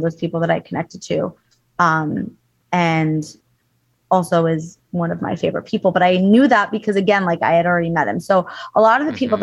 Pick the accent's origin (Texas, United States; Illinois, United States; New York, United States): New York, United States; Long Island; also born or lived in Los Angeles, California / East Coast; now in Miami, United States; we're both from Long Island, New York